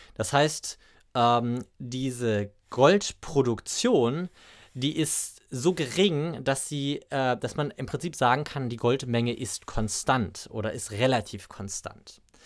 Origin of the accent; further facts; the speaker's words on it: Braunschweig, Lower Saxony, Germany; hier in Braunschweig, ähm, also aus meiner Heimatstadt